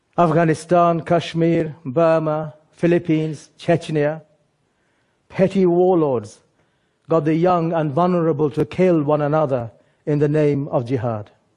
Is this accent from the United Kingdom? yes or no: yes; England, United Kingdom; born or raised there; also born or lived in Bangladesh